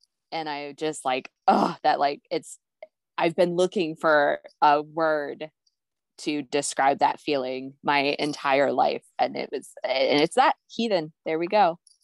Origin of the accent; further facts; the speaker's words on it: Ohio, United States; I was raised in Ohio